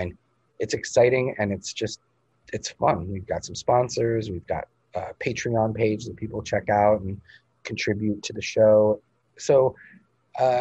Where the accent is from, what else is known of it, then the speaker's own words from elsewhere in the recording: Massachusetts, United States; moved away; Massachusetts, my home state where I grew up